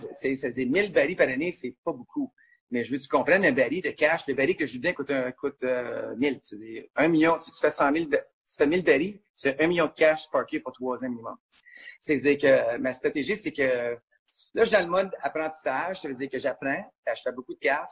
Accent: Gatineau, Quebec, Canada; je suis un Français, je suis né à Gatineau.

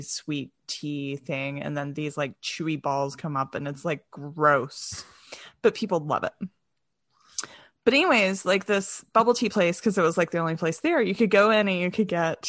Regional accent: the South, United States; I mean, and I grew up in the South. Like, I love my sweet tea.

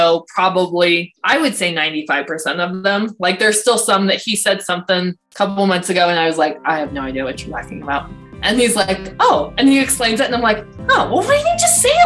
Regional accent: Denver, Colorado, United States; moved away as an adult; also born or lived in San Antonio, Texas; now in Colorado Springs, United States; I am from Denver, Colorado

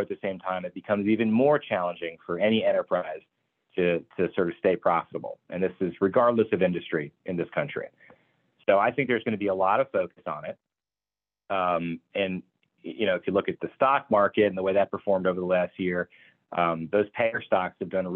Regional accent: New York, United States; moved away; I'm from New York originally

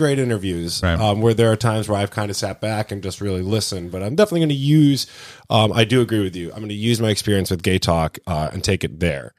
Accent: Windsor Locks, Connecticut, United States; my hometown of Windsor Locks

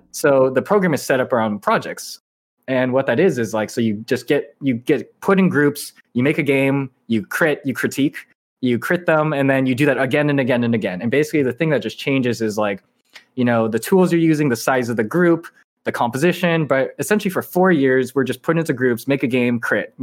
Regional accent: Irvine, California, United States; moved away as an adult; also born or lived in upstate New York; I grew up in Irvine, which is, like, you know, a city in Southern California.

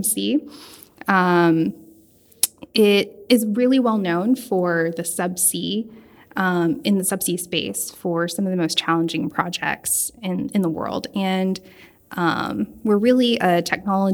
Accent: Houston, Texas, United States; was born and raised in Houston

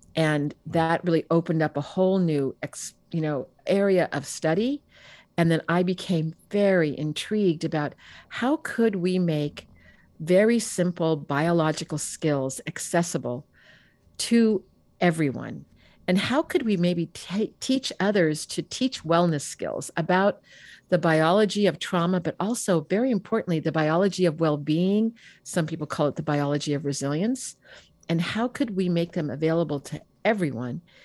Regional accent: Bay Area, California, United States; I grew up in the Bay Area

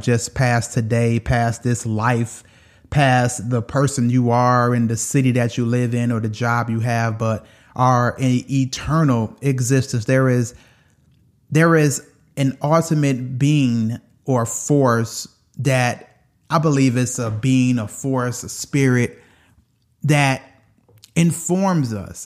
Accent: Detroit, Michigan, United States; moved away; I was from Detroit

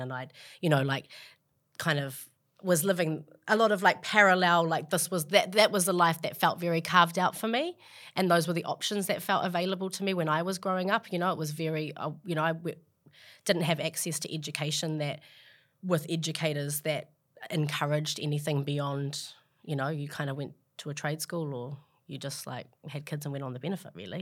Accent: Auckland, New Zealand; moved away as an adult; also born or lived in Australia; now in New York, United States; I grew up in Glenennis with a single mum and, you know, five siblings.

